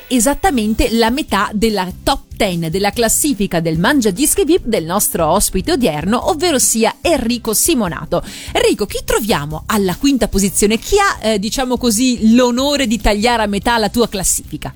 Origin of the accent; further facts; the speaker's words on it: Veneto, Italy; che sono veneta come te